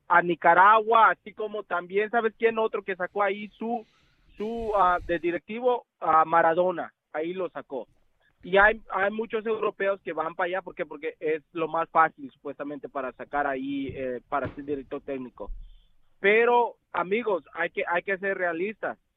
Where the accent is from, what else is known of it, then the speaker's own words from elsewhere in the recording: Mexico; now in Florida, United States; Yo soy mexicano, pero a mí me gusta el fútbol centroamericano. ¿Por qué? Porque yo vivo aquí en la Florida.